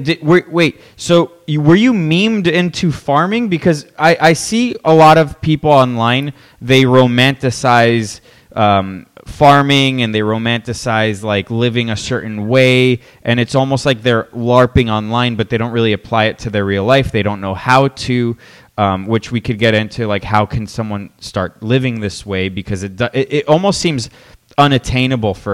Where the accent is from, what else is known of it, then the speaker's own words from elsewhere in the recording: Miami, Florida, United States; I grew up in Miami, Florida